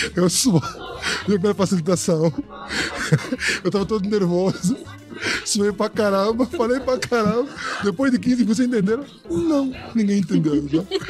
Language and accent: Portuguese; Angola; now in Brazil; eu sou africano, eu venho de Angola